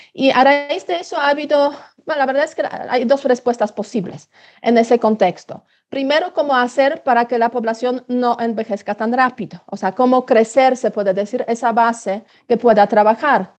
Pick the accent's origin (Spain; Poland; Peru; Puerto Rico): Poland